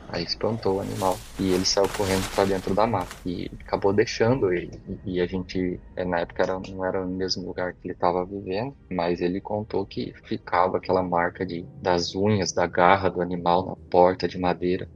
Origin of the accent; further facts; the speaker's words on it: São Paulo, Brazil; also born or lived in Itaberá; tenho 33 anos, sou aqui de São Paulo, capital